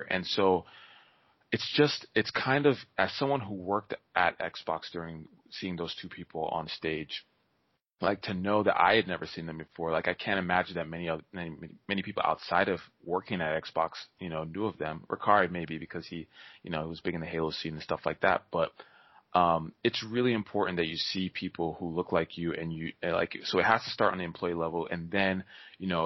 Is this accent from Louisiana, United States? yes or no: no; New York, United States; born there; I was born in New York, and I mean they knew I was black, but they didn't know I was born in New York